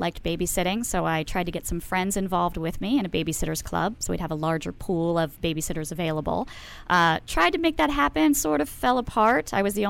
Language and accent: English; Baltimore, Maryland, United States